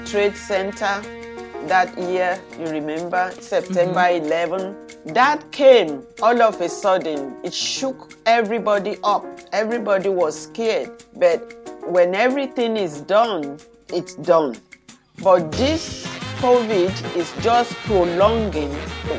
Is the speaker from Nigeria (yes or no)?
yes; Nigeria; now in Pawtucket, United States; live in Pawtucket, Rhode Island. About 40 years ago, I came from Nigeria.